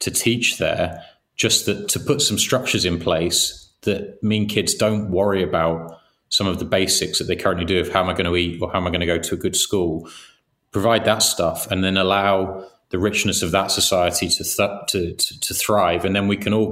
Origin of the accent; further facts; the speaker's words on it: England, United Kingdom; we grew up in England